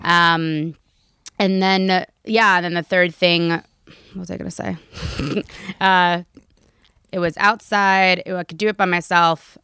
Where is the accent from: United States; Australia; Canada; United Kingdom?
United States; Raleigh, North Carolina; moved away; where I'm from in North Carolina, I'm from Raleigh